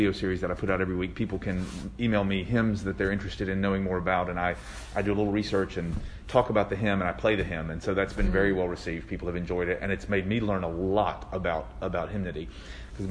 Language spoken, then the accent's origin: English; Tennessee, United States; moved away as an adult; also born or lived in New Haven, Connecticut; I grew up in Tennessee in a small town